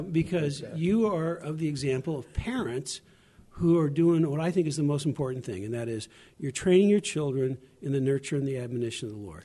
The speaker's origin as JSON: {"language": "English", "region": "Arkansas", "country": "United States", "tie": "born or raised there", "said": "I was born in Arkansas, not Tennessee"}